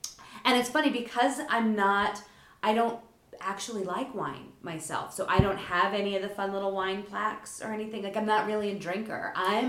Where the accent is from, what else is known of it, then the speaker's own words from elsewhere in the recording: Lower Delaware, United States; I grew up in Lower Delaware in a small town.